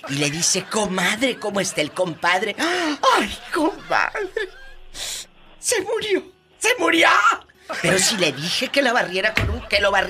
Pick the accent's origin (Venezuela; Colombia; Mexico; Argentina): Mexico; San Felipe Etla, Oaxaca; Nosotros somos de Etla, de San Felipe Sí, en Etla.